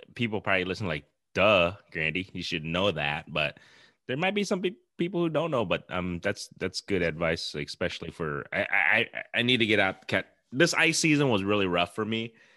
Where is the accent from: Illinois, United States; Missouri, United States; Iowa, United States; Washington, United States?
Iowa, United States; we're from Iowa